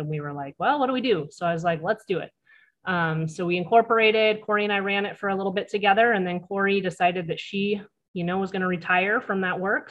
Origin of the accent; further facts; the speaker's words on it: Cannon Beach, Oregon, United States; also born or lived in Arizona; I was raised in Clatsop County. I actually grew up in Cannon Beach.